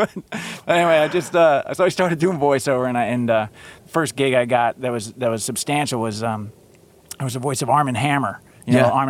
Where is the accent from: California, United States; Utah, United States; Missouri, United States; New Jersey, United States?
New Jersey, United States; accent: Jersey; moved away as an adult; also born or lived in North Carolina / New York; I'm from Jersey